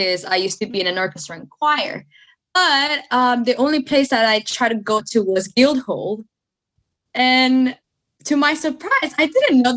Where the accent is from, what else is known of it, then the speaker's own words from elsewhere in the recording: El Salvador; English is a second language; now in United Kingdom; I'm from El Salvador, Central America